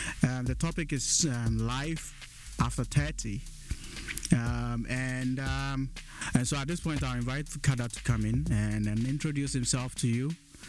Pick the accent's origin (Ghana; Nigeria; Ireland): Ghana; growing up in Ghana